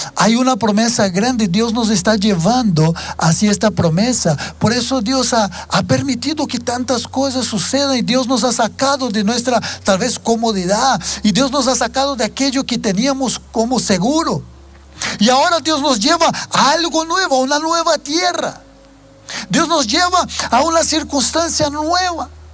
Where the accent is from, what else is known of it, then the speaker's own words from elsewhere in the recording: Brazil; Spanish is a second language; moved away as an adult; yo soy brasileño para tal vez aquellos que no sepan, eh, aunque ya llevo mm, más de 20 años que vivo fuera